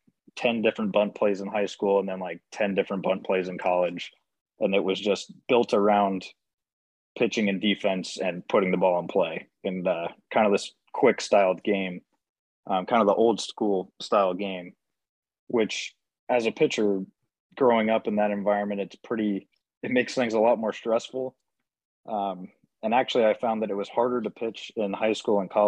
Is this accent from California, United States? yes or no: yes; Southern California, United States; growing up in Southern California